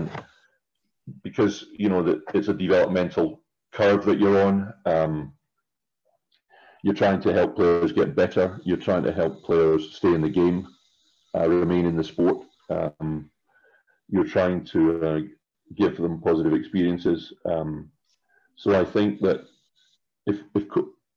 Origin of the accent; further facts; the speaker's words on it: Scotland, United Kingdom; moved away as an adult; also born or lived in Luxembourg; I'm originally from Scotland, but for the last, 20 years or nearly, I've been out and about in Europe and been coaching